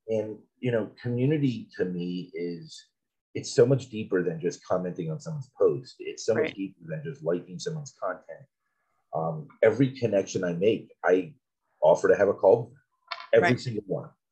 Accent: South Florida, United States; I grew up in South Florida

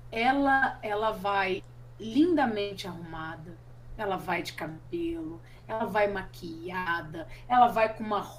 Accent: Rondonópolis, Mato Grosso, Brazil; moved away; Eu, eu, eu me encontrei como artista depois que eu saí de Rondonópolis, por exemplo. Eu precisei sair de uma cidade para eu me enxergar como artista.

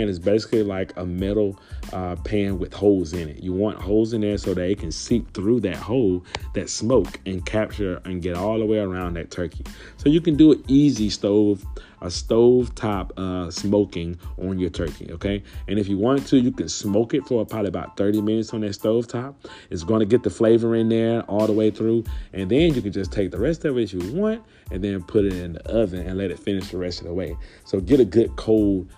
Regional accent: Louisiana, United States; Louisiana, we are the gumbo pot

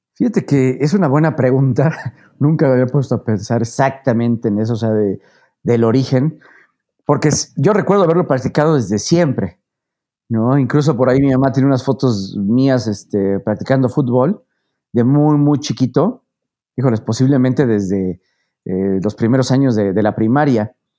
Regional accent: Puebla, Mexico; yo soy poblano, nací en Puebla, eh, prácticamente he vivido aquí toda mi vida

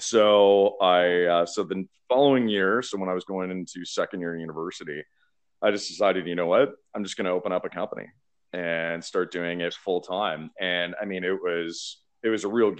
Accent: Burlington, Ontario, Canada; I'm Canadian, first of all, and so I grew up in Burlington, which is just outside of Toronto.

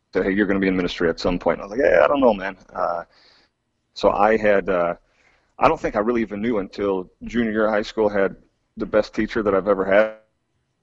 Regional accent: West Michigan, United States; moved away as an adult; also born or lived in Alaska; now in Wayne County, Pennsylvania, United States; I grew up in West Michigan

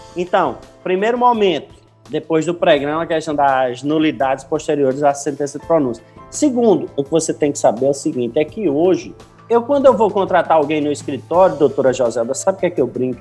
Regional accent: Recife, Pernambuco, Brazil; eu sou recifense

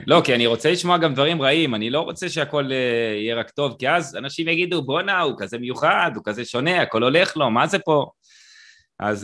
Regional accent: Israel; אני קיבוצניק

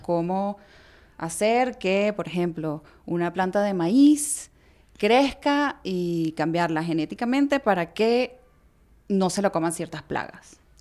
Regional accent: Venezuela; Yo nací en Venezuela, pero mi mamá nació en Chile y mi abuela también.

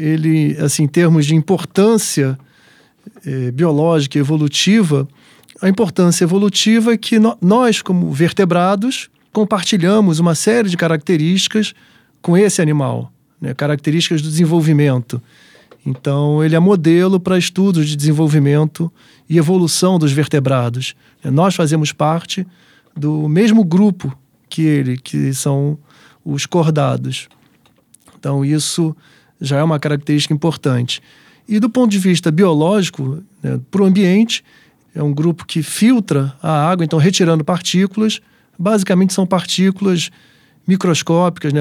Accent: Rio de Janeiro, Brazil; Eu sou carioca

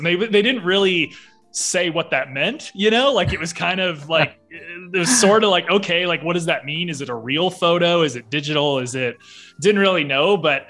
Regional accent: Fort Wayne, Indiana, United States; I was born and raised in Fort Wayne, Indiana, to my two parents

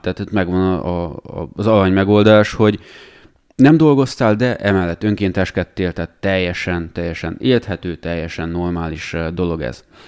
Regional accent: Romania; mi, hogy Romániában nőttünk fel, ott láttuk

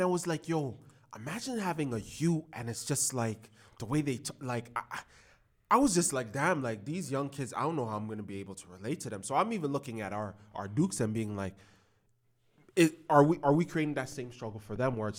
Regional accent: Toronto, Ontario, Canada; because I'm from the West End of Toronto, I'm so fixated on being in the West End of Toronto.

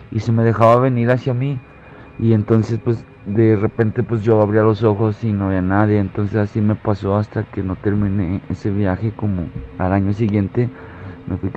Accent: Aguascalientes, Mexico; yo soy de Aguascalientes y nos fuimos caminando un amigo y yo eh, de aquí de la Nizana hacia, hacia San Juan

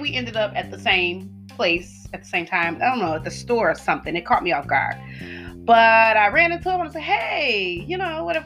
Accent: the South, United States; I am from the South

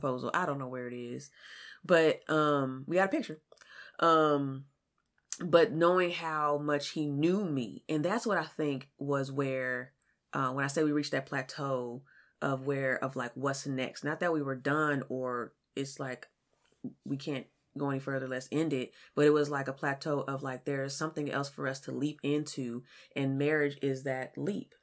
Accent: California, United States; now in Kansas City, United States; I'm from California

